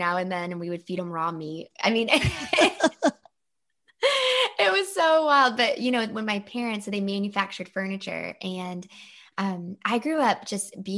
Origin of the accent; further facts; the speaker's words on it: the South, Georgia, United States; I am from the South, but I'm not your typical Southern belle because my parents both were raised in Ohio and Indiana. They came down to the South in Georgia